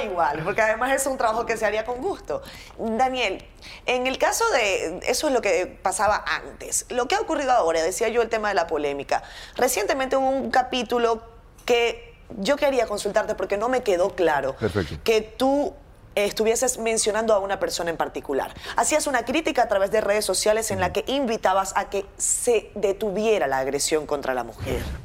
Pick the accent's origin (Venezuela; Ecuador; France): Venezuela; moved away as an adult; Y yo lo que tenía eran 25 años cuando salí de Venezuela.